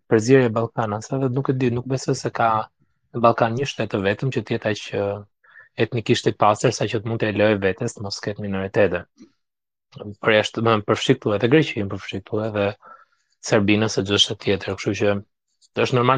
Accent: Tirana, Tirana County, Albania; unë jam lindur në Tiranë

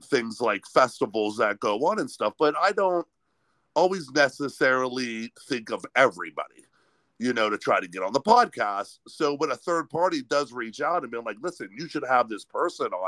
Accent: Sharon, Pennsylvania, United States; moved away as an adult; also born or lived in New Castle, Pennsylvania; now in Youngstown, United States; I grew up just outside of Youngstown, a little town called Sharon, and on the Pennsylvania side

